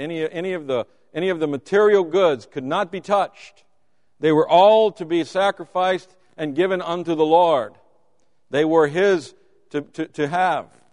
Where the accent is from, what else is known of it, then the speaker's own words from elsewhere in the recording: Louisiana, United States; I'm from Louisiana